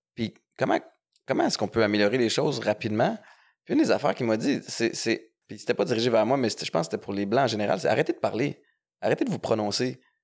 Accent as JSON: {"language": "French", "town": "Montreal", "region": "Quebec", "country": "Canada", "tie": "born or raised there", "said": "j'ai grandi à Montréal-Nord"}